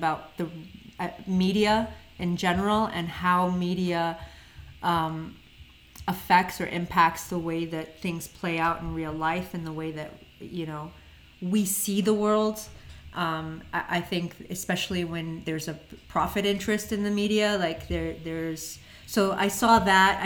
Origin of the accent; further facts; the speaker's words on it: United States; I'm an American, okay? I was born here.